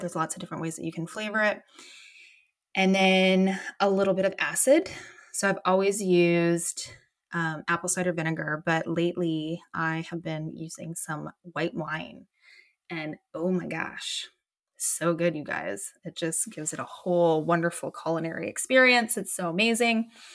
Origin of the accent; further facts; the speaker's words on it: Canada; I'm from Canada and it is dark and cold and gnarly here